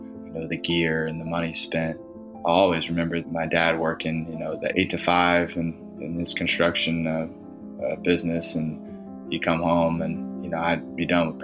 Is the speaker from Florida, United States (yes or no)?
yes; DeLand, Florida, United States; growing up in DeLand, Florida, as a young kiddo